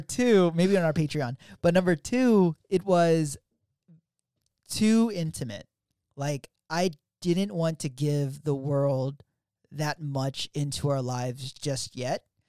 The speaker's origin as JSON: {"language": "English", "town": "Philadelphia", "region": "Pennsylvania", "country": "United States", "tie": "born or raised there", "moved": "yes", "lives_now": "Virginia, United States", "said": "I grew up in Philly, South Philly, to be exact."}